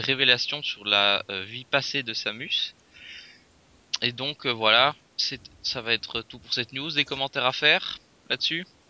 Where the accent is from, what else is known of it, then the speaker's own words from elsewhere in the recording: Belgium; je viens de Belgique